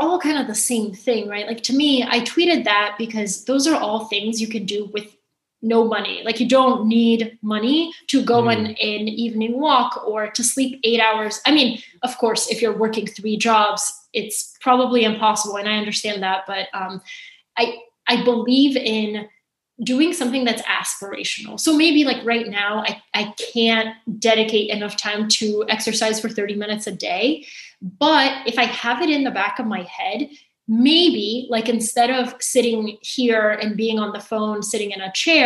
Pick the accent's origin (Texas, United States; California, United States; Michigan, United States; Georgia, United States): Georgia, United States; Atlanta; English is a second language; also born or lived in Bulgaria; now in New York, United States; When we moved from Bulgaria to Atlanta